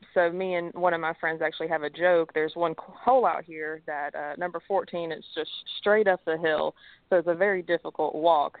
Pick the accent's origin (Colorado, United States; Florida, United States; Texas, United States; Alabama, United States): Alabama, United States; Mobile; moved away; also born or lived in Tennessee; I'm originally from Alabama, so we moved to Tennessee.